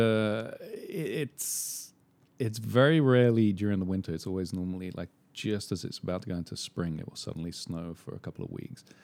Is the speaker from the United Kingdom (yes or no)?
yes; England, United Kingdom; moved away; growing up in England in the seventies